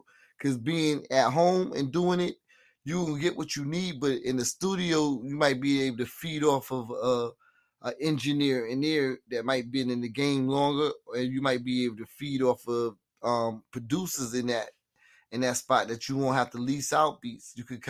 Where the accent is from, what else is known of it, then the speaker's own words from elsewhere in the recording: Queens, New York, United States; growing up in Queens, I know there's some good studios out there in Queens.